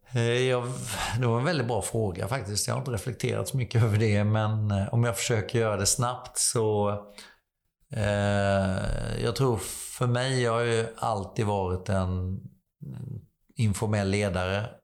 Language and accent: Swedish; Slöinge, Halland County, Sweden; moved away; jag är uppvuxen i Falkenberg, eller utanför Falkenberg, ett litet samhälle som heter Slöinge